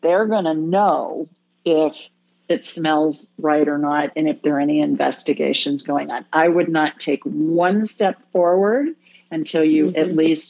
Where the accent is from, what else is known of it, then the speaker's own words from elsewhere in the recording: Ohio, United States; You know, I grew up in Ohio, so we always called Michigan that state up north because of the Ohio State Michigan rivalry.